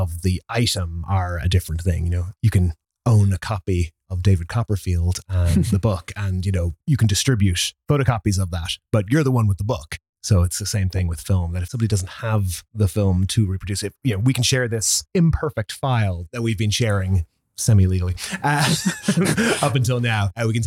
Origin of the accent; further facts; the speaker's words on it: Ireland; now in New York, United States; I am an Irish film and media preservation specialist living in New York